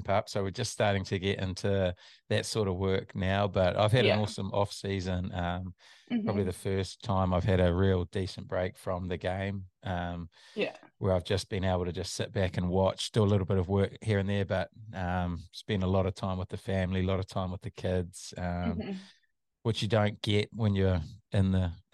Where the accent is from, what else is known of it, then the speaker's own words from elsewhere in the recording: Nelson, New Zealand; also born or lived in Auckland, New Zealand; now in Christchurch, New Zealand; I grew up in Auckland, lived there till I was 8 years old. At that time I was playing soccer, and then moved down to Nelson.